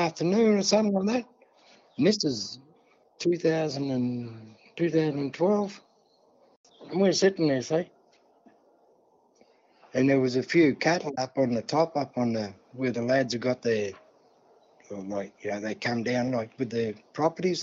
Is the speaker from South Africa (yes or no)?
no; New South Wales, Australia; moved away as an adult; now in South Australia, Australia; I'm not from here, mate. I'm from New South Wales.